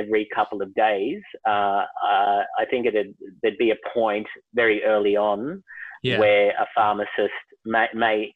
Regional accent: Melbourne, Victoria, Australia; moved away as an adult; now in Canberra, Australia; born and raised in Melbourne, and it's my home city.

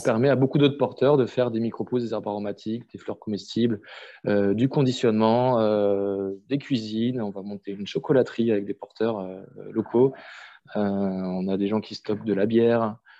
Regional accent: Strasbourg, Grand Est, France; j'ai grandi à Strasbourg, en ville

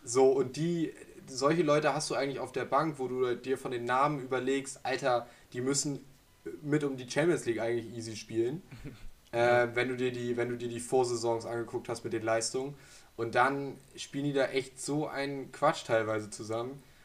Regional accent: Germany; als Deutsche

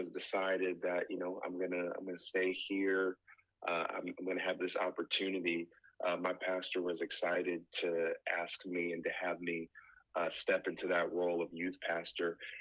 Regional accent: Connecticut, United States; moved away as an adult; I'm originally from Connecticut, went to IBC, met my wife, and then I came and started working with a pastor here

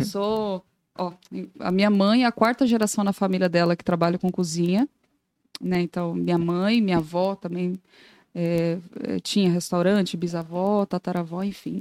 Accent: Goiânia, Goiás, Brazil; moved away as an adult; now in Joinville, Brazil; Sou natural de Goiânia, Goiás

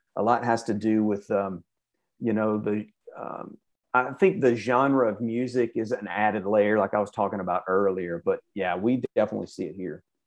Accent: Birmingham, Alabama, United States; I grew up in Birmingham

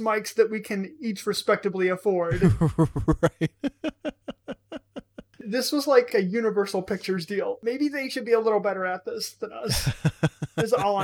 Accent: United States; I'm American

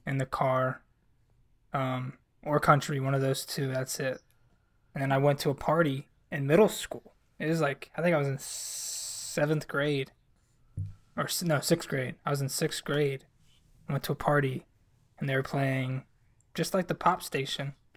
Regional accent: North Carolina, United States; I'm from North Carolina and I grew up

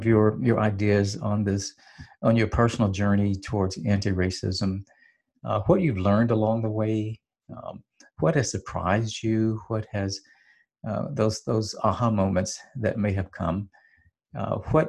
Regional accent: Hattiesburg, Mississippi, United States; I was born and raised in Hattiesburg, Mississippi

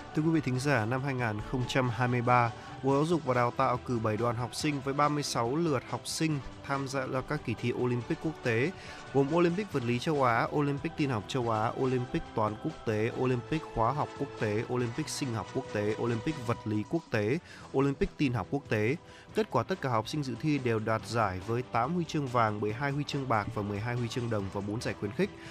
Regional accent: the North, Northern Vietnam, Vietnam; Con từ Bắc ra

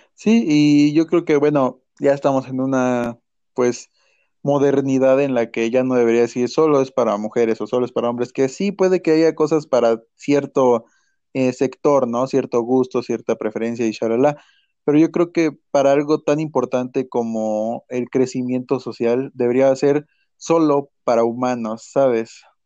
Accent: Mexico; como mexicanos

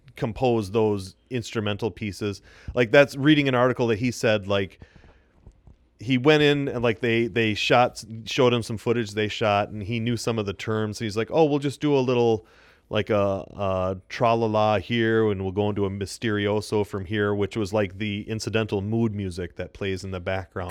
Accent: Janesville, Wisconsin, United States; in my hometown

